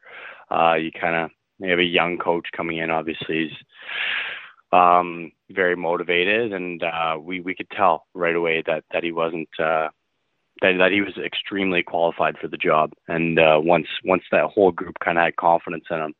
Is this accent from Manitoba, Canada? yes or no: yes; St. Adolphe, Manitoba, Canada; I grew up in St. Adolph, Manitoba, 10 minutes south of Winnipeg, 1,500 people.